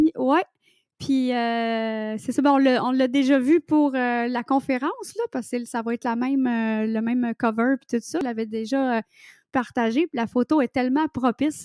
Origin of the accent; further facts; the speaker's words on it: Quebec, Canada; accent: québécois; je suis québécoise et je parle en québécois dans mon livre